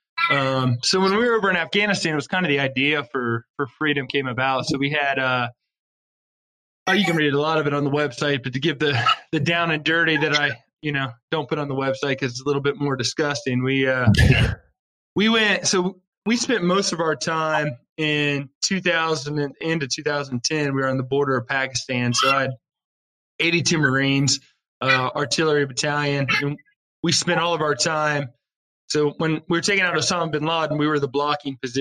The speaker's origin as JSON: {"language": "English", "town": "Wilmington", "region": "Ohio", "country": "United States", "tie": "born or raised there", "said": "I was born and raised in Wilmington, Ohio"}